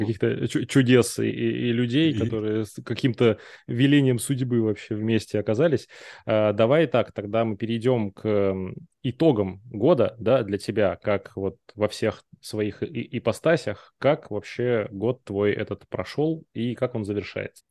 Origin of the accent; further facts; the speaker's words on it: Far East, Russia; я, знаете, с Дальнего Востока